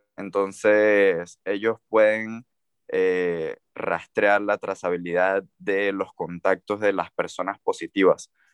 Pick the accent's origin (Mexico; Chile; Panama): Panama; moved away as an adult; now in China; de Panamá